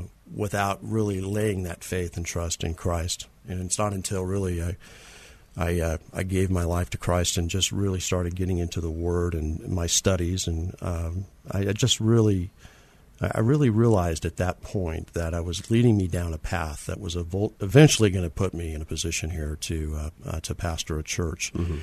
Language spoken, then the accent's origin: English; California, United States; now in San Antonio, United States; Well, I grew up in Southern California. Spent most of my adult life in Southern California and moved to San Antonio in 1992.